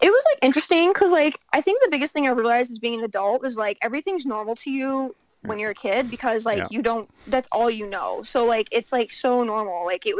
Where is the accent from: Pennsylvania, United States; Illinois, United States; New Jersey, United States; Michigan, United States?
Michigan, United States; Bloomfield Hills; also born or lived in Detroit; I grew up in Bloomfield Hills, and with my mom and my stepdad